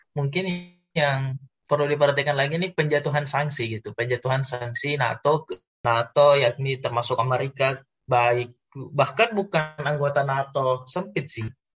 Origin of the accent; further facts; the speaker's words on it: Indonesia; kita sebagai orang Indonesia